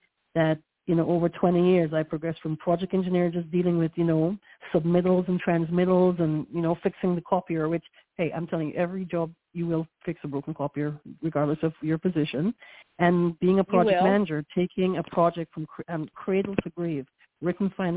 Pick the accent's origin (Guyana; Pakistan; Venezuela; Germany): Guyana; also born or lived in New York, United States / Central Florida, United States; now in Florida, United States; I was born in Guyana, South America, which I'm West Indian/Caribbean